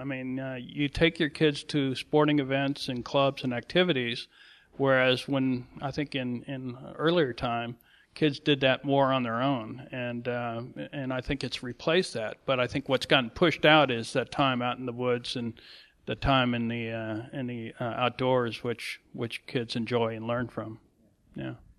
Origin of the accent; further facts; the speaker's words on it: St. Louis, Missouri, United States; I spent most of my time growing up in St. Louis in the woods